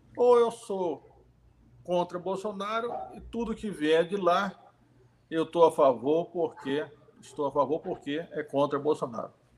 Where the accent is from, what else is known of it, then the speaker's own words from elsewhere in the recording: Itabuna, Bahia, Brazil; eu nasci em Tabuna, na Bahia, né? E minha família é aqui de Santo Antônio de Jesus